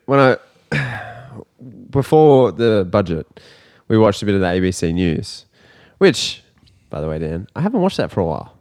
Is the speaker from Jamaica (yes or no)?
no; Australia; as an Australian